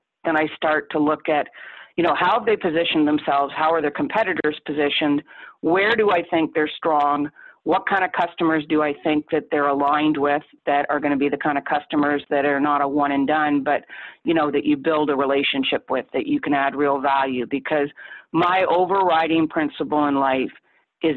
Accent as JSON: {"language": "English", "country": "Canada", "said": "I'm a Canadian"}